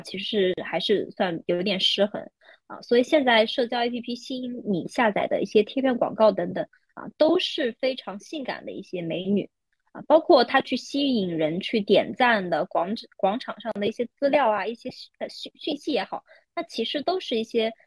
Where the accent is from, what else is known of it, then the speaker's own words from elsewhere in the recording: Shanghai, China; 我是上海人